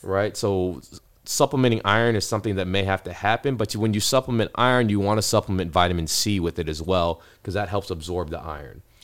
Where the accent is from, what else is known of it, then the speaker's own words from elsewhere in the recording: Ohio, United States; now in Texas, United States; I was born in Ohio